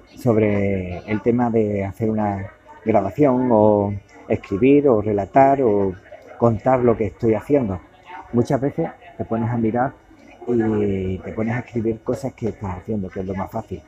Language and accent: Spanish; Cádiz, Andalusia, Spain; moved away as an adult; now in Málaga, Spain; de donde yo soy, que es en Cádiz